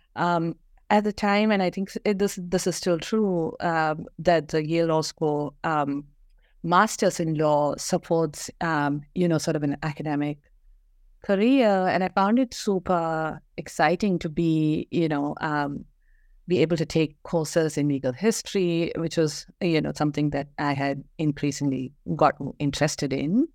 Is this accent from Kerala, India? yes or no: yes; Kerala, India; moved away as an adult; also born or lived in Bangalore; I grew up in Kerala, went to school there, and moved uh, to Bangalore